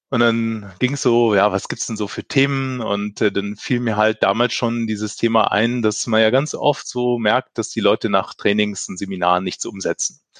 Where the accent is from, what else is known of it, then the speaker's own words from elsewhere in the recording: Northern Germany, Germany; Und äh, genieße hier als Norddeutscher das Leben in Bayern.